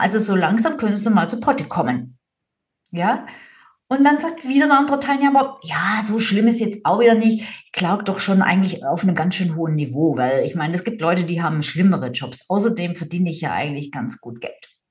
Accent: Swabia, Germany; ich bin Schwäbin

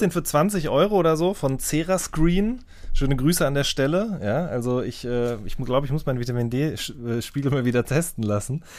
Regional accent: North Rhine-Westphalia, Germany; ich komme ja auch aus NRW

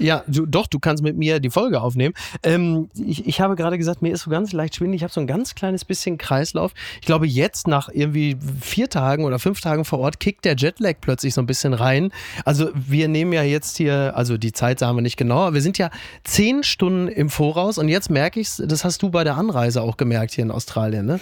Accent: Castrop-Rauxel, North Rhine-Westphalia, Germany; Kassrum Auxel, da komme ich auch her

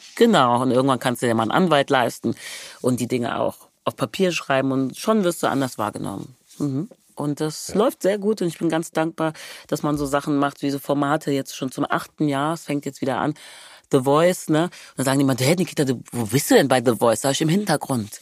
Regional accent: Wermelskirchen, North Rhine-Westphalia, Germany; also born or lived in Hückeswagen / Remscheid / Nigeria (ancestry); Ich komme aus Wermelskirchen, das ist in der Nähe

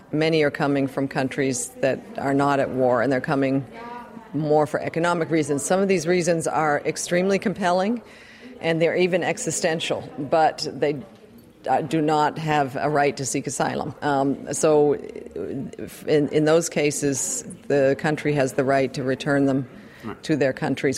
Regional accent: United States; now in Europe; I'm an American living in, don't feel sorry for me though, living in, in Europe

